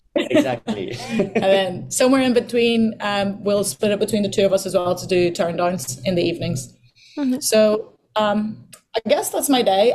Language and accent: English; Ireland; also born or lived in Portugal; now in Bahamas; when we moved to Ireland